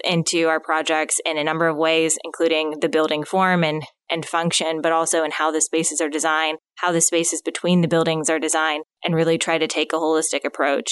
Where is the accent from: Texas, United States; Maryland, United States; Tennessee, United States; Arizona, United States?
Arizona, United States; Phoenix; moved away as an adult; now in Northwest Arkansas, United States; originally born and raised in Phoenix, Arizona